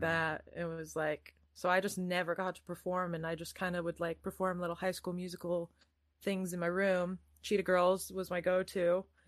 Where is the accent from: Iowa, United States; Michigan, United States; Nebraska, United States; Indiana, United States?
Iowa, United States; moved away as an adult; also born or lived in California; now in England; I'm from Iowa